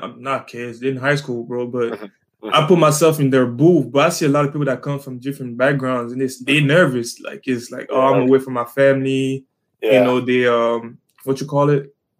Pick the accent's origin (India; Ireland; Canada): Canada; moved away; I was born in Canada